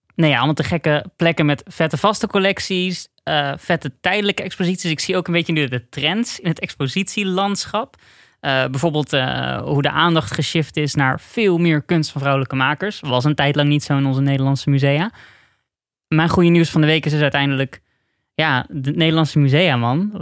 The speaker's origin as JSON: {"language": "Dutch", "country": "Netherlands", "said": "Als Nederlander"}